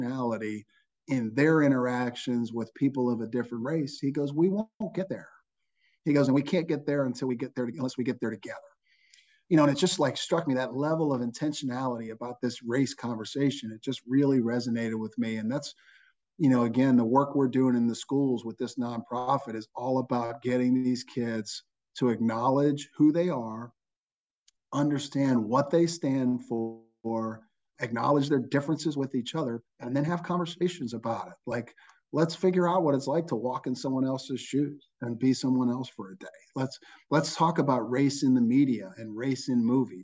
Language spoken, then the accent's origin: English; Johnstown, Pennsylvania, United States; moved away as an adult; also born or lived in Washington, D.C. / New Orleans; now in Winston-Salem, United States; when you're from Johnstown, Pennsylvania, my hometown